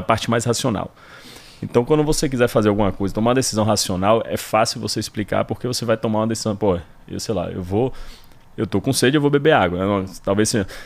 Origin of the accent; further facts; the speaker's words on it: Salvador, Bahia, Brazil; moved away as an adult; also born or lived in Pará / Tocantins / São Paulo / Rio de Janeiro; sou soteropolitano, Nasci aqui, vivi aqui minha vida inteira até me formar